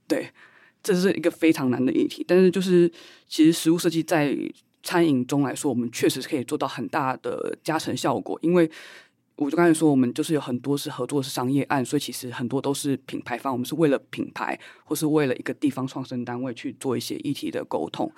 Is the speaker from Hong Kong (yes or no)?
no; Taiwan; 作为台湾人，我们的认同就是这么的复合， 这么的复杂